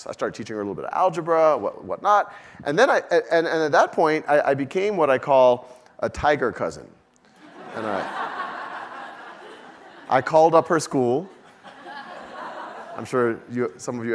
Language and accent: English; New Orleans, Louisiana, United States; moved away; also born or lived in Boston / Mountain View; I was born and raised in New Orleans.